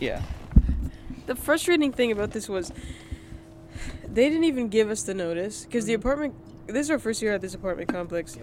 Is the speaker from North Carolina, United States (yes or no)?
yes; North Carolina, United States; moved away; also born or lived in Rhode Island; I grew up in North Carolina